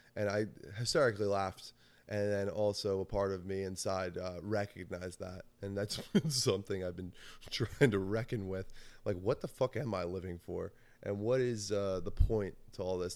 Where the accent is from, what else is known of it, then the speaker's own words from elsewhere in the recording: New Jersey, United States; I grew up in New Jersey I still live in New Jersey